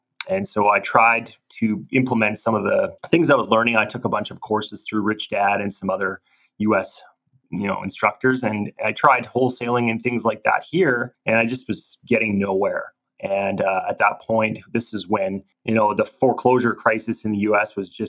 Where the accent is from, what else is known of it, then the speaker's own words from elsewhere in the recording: Alberta, Canada; I live in Calgary, Canada. I was born and raised in Alberta, and I still live here.